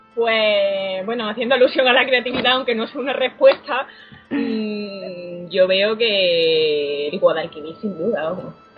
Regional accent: Andalusia, Spain; como andaluza.

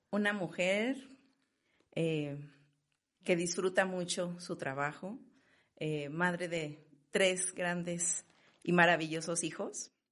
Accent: León, Guanajuato, Mexico; Bueno, pues estoy orgullosamente leonesa. Este, soy la mayor de, de la familia

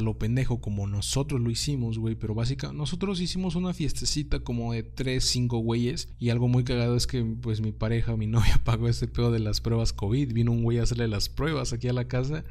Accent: Mexico; accent: Mexican; moved away; los mexicanos no hablamos tanto así como realmente lo hacen ustedes

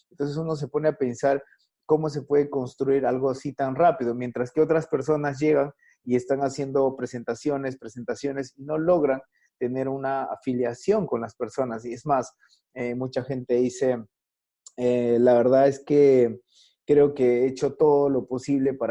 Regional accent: Chepén, La Libertad, Peru; Yo soy de Chepén, Eso, de Chepén.

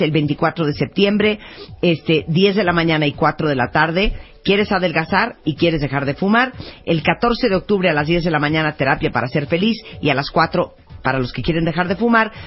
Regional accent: Mexico; qué tan orgullosos estamos de México, lo que nos encanta, lo que nos da pena, lo que presumimos y lo que más nos recuerda a nuestro país

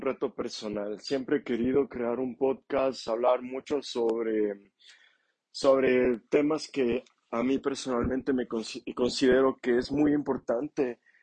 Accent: Ambato, Tungurahua, Ecuador; moved away as an adult; now in Quito, Ecuador; en la ciudad de Ambato, en mi ciudad natal

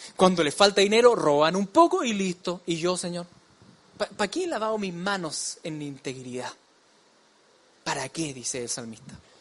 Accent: Chile; como decimos en chileno

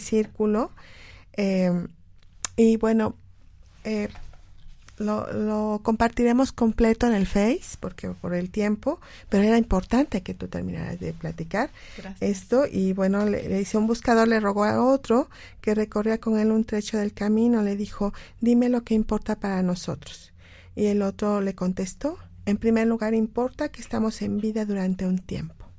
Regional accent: Mexico; como mexicanos

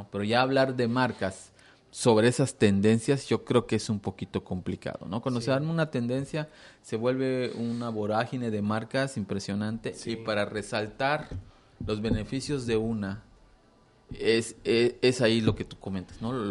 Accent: Mexico; es, derivado a, a la falta que nosotros tenemos como, como mexicanos de, hacer muchas cosas

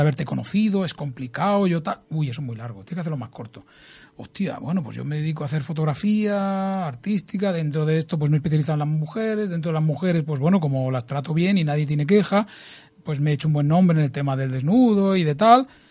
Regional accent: Santa Coloma de Gramenet, Catalonia, Spain; soy un tío de Santa Coloma, sencillo, familia humilde

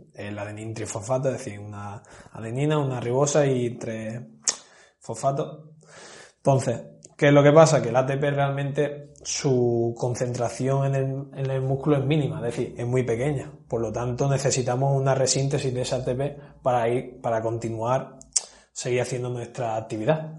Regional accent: Granada, Andalusia, Spain; soy de Granada

